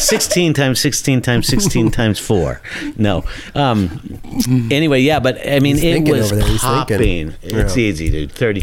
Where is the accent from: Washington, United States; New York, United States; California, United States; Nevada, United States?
California, United States; Long Beach; also born or lived in Pinole, California; But I was born in Long Beach, and then we moved back down to Long Beach.